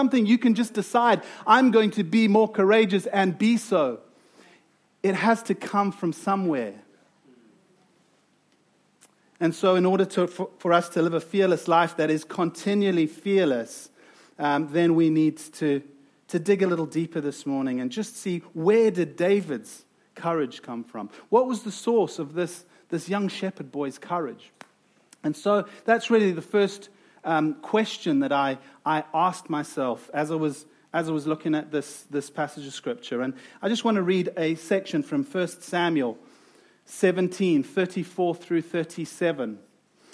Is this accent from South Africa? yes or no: yes; South Africa; accent: South African; moved away; you've probably heard from my accent that I am from South Africa